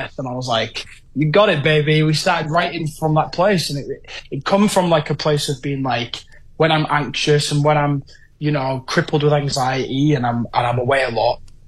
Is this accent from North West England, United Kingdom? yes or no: no; Hull, Yorkshire and the Humber, United Kingdom; my hometown of Hull